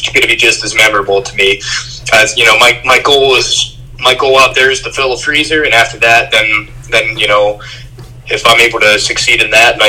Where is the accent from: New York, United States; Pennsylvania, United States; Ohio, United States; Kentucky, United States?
Ohio, United States; we grew up in Ohio